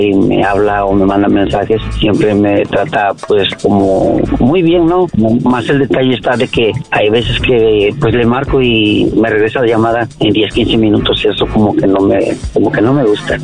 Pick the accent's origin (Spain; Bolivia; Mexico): Mexico; soy de México